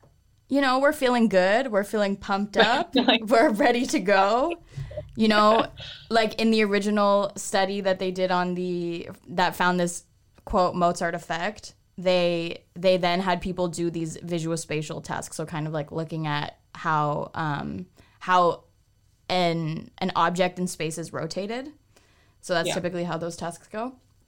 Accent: Toronto, Ontario, Canada; I listen to … because I'm from Toronto.

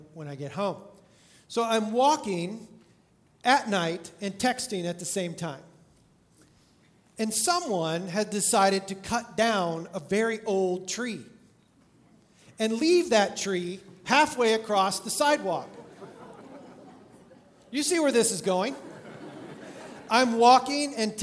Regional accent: California, United States; I grew up in California going to Disneyland

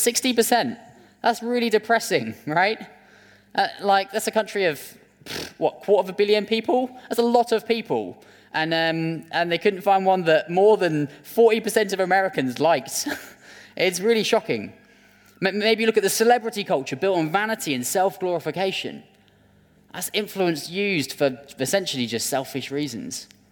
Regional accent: United Kingdom; as British people

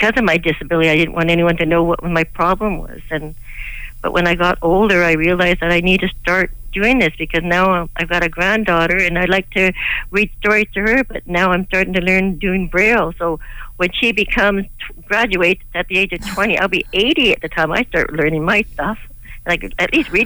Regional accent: Victoria, British Columbia, Canada; now in Burnaby, Canada; I was raised and born in Victoria

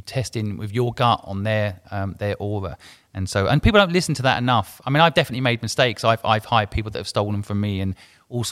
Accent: England, United Kingdom; moved away; also born or lived in Hong Kong; I grew up in England, so I consider myself English

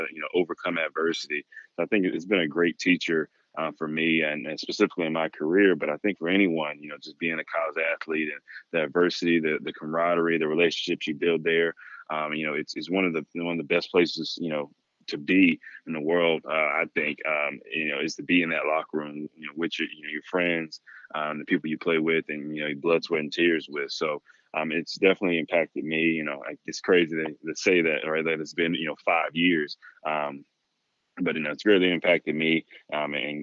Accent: Fayetteville, North Carolina, United States; also born or lived in Cary, North Carolina; I am from Fayetteville and grew up, you know, and moved to Cary in middle school.

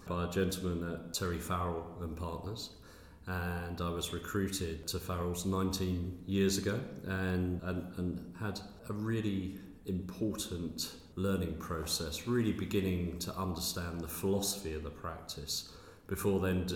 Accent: Essex, East of England, United Kingdom; moved away as an adult; also born or lived in Newcastle; I grew up in Essex

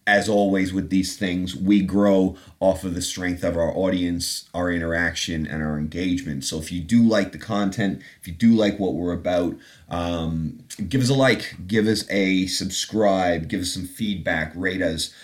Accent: Canada; moved away as an adult; also born or lived in England; now in London, United Kingdom; an accent. Uh, that's from growing up in Canada. I was born in England, but have been back after 20 some odd years in Canada.

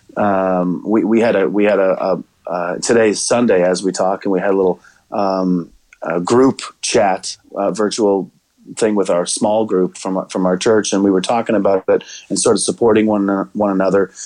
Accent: Pembroke, Ontario, Canada; moved away as an adult; now in Hendersonville, Tennessee, United States; I host in my hometown of Pembroke.

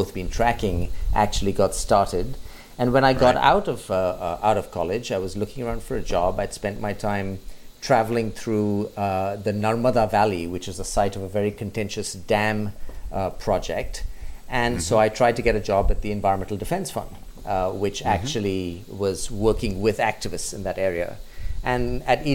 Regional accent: India; also born or lived in United Kingdom / United States; I grew up largely in India with a few years in the UK while my father was working in the Indian embassy

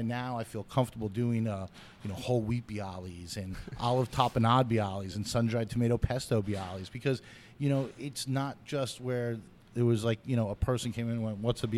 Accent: New York City, New York, United States; born or raised there

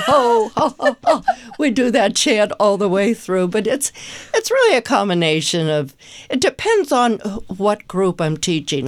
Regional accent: Pittsburgh, Pennsylvania, United States; moved away; also born or lived in Philadelphia; growing up in Pittsburgh, then moving to Philly

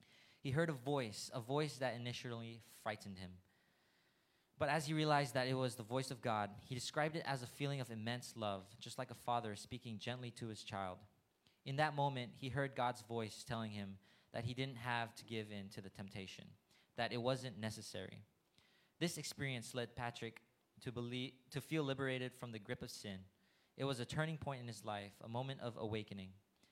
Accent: Thailand; also born or lived in India; So I myself am a TCK. I was born in India and I grew up in Thailand.

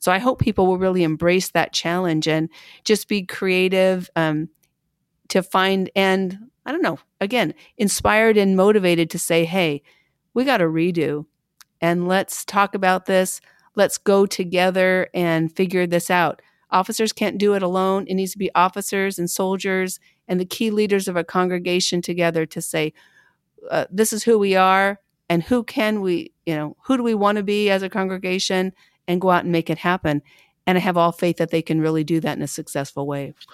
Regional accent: Pendleton, Oregon, United States; I'm from Pendleton, Oregon, a little, again, a little town, uh, about fourteen thousand people when I was growing up.

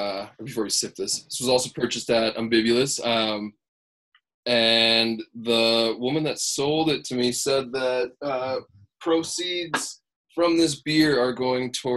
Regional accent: central Minnesota, United States; I grew up in Cold Spring Bakery, really popular place in central Minnesota

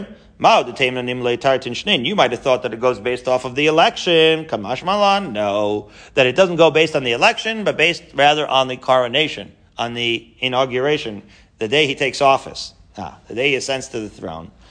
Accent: Haifa, Haifa District, Israel; moved away; I grew up in Israel, you know, in Haifa.

